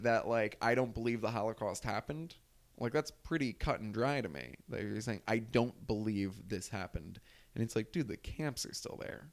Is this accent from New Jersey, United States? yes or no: yes; New Jersey, United States; I'm from North Jersey. It's a pretty liberal area where I grew up